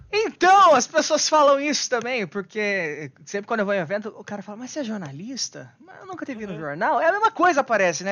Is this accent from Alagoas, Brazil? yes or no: no; Bauru, São Paulo, Brazil; Bauru, interior de São Paulo, lá daqui umas duas horinhas.